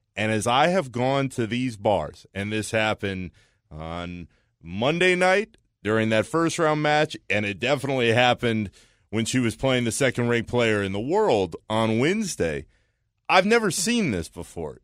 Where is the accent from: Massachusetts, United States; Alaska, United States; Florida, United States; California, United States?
Florida, United States; Orlando; growing up in Orlando